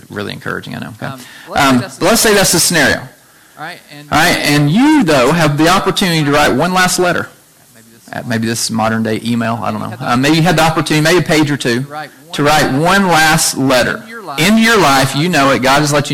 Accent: Chattanooga, Tennessee, United States; we grew up together in Chattanooga from about eighth grade until now

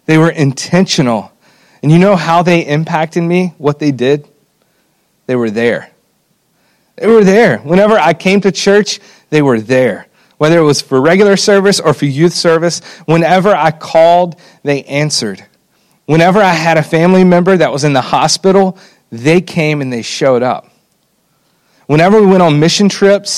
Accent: Alabama, United States; I grew up in Alabama, and I was blessed to be a part of a church that took discipling students very seriously

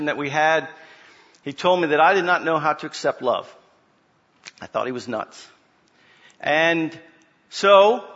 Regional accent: Springfield, Virginia, United States; now in Orlando, United States; I was born and raised in Northern Virginia, in Springfield

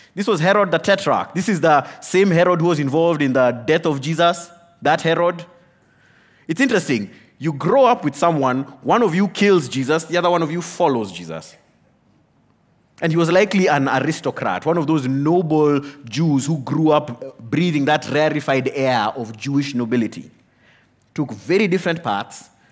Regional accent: Kenya; I am a Kenyan

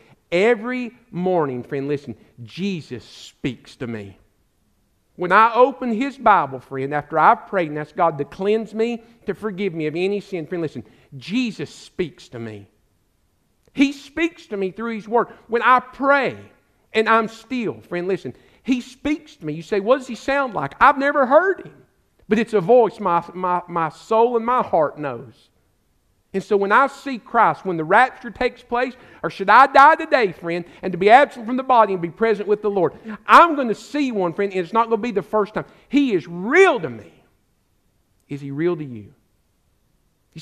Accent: United States; also born or lived in Alabama; now in East Tennessee, United States; I grew up in the Smoky Mountains.

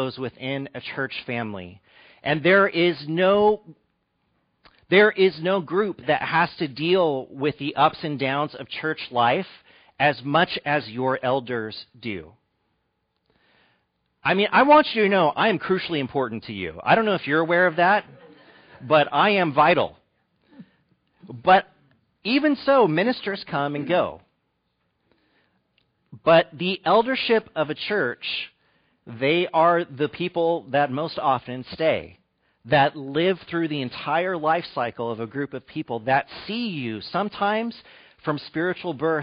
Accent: Fresno, California, United States; moved away as an adult; also born or lived in Malibu / Arlington, Virginia / East Bay; my dad has been an elder for more than 30 years at the church that I grew up in Fresno.

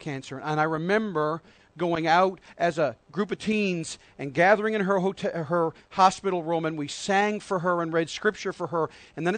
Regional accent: Harbour Grace, Newfoundland and Labrador, Canada; moved away; also born or lived in Nova Scotia; one of them was a dear saint that I grew up with in Harbor Grace.

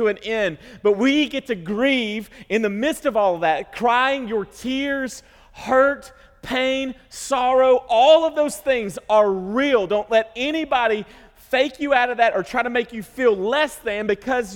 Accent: United States; as American Christians

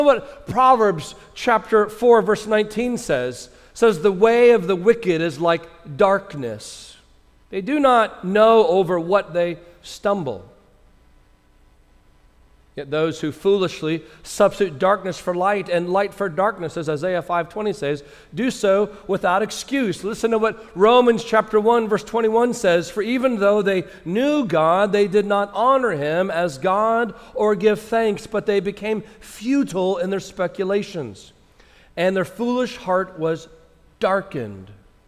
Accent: Minnesota, United States; born there; also born or lived in California / South Carolina / Indiana / Georgia; now in Miami, United States; But I was born in Minnesota, and I have lived in seven different states that range from California to South Carolina. States like Indiana, Georgia.

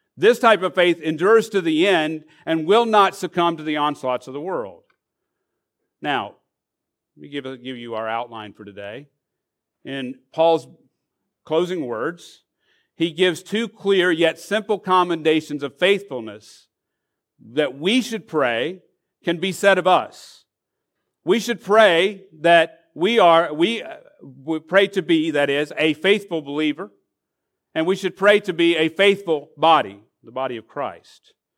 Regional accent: Arkansas, United States; now in Florida, United States; I'm from Arkansas

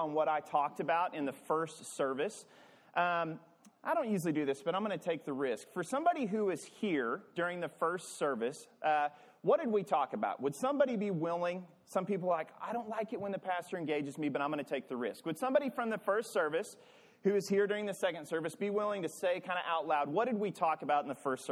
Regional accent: Arkansas, United States; I'm from Arkansas

